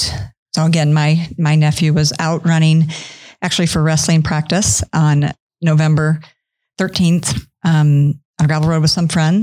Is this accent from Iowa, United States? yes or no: yes; Treynor, Iowa, United States; now in Omaha, United States; I am from, grew up, born and raised in Trainer, Iowa, and currently live in Omaha, Nebraska.